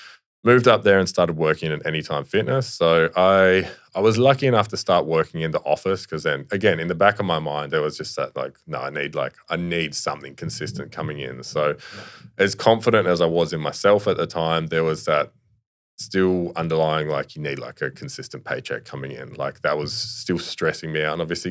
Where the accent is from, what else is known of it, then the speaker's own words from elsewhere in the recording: Sydney, New South Wales, Australia; born there; Like I said, I was born in Sydney, but like I didn't have any mates there or anything like that.